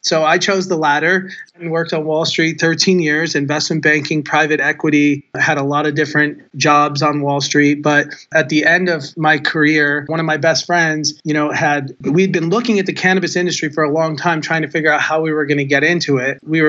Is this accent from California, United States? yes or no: yes; Southern California, United States; moved away as an adult; also born or lived in Providence, Rhode Island / New York / Colorado / Las Vegas, Nevada; I grew up in Southern California, which is really, you know, the epicenter of the cannabis culture.